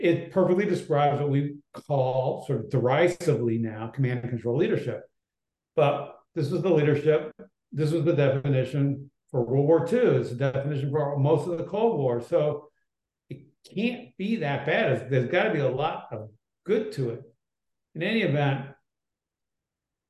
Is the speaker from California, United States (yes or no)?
yes; Berkeley, California, United States; I was born in Berkeley, California